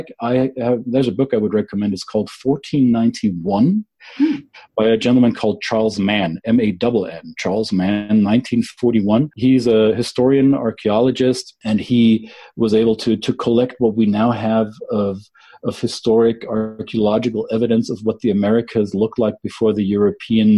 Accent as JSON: {"language": "English", "region": "Bavaria", "country": "Germany", "tie": "born or raised there", "also_born_or_lived": "Minnesota, United States", "accent": "Bavarian", "first_language": "German", "second_language": "English", "said": "I identify most with Bavaria, which is the culture of my home state"}